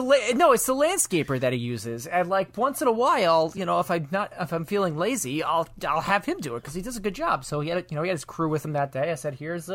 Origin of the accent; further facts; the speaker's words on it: New York, United States; aunt was telling me, she's like, you have a very non-distinct dialect where people won't think that I'm from New York.